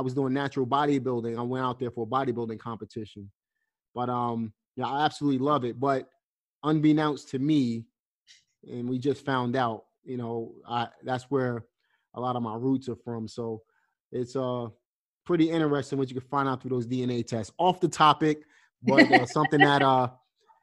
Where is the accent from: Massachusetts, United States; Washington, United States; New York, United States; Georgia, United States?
New York, United States; New York City; I'm from Brooklyn, obviously, but I have roots in the South.